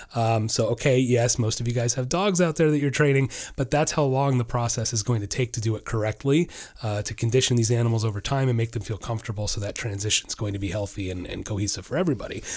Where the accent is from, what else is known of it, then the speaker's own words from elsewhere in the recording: Orlando, Florida, United States; I'm from Orlando